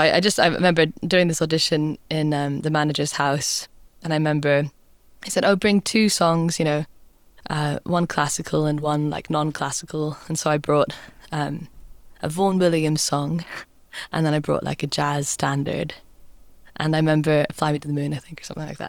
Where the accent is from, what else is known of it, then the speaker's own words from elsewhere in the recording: Scotland, United Kingdom; growing up in Scotland